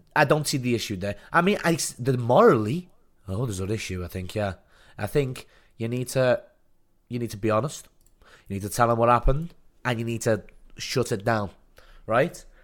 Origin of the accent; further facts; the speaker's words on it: Liverpool, North West England, United Kingdom; now in south coast, England; I'm from Liverpool.